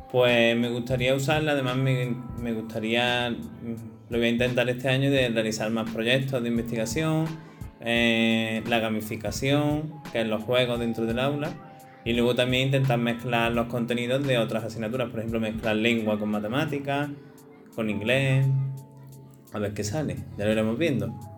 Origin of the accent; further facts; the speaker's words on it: Cabra, Andalusia, Spain; soy de aquí de Cabra